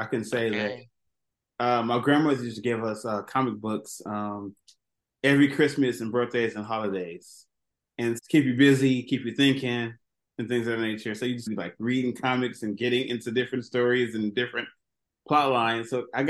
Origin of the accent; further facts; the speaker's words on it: Los Angeles, California, United States; I grew up in Los Angeles